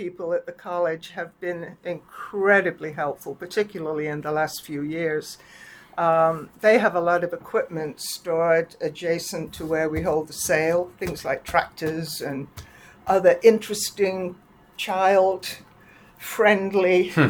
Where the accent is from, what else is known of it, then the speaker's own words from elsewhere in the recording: England, United Kingdom; moved away as an adult; also born or lived in Canada; We came down from Canada. From England, 4 years in Canada, where my husband did a postdoc at McGill.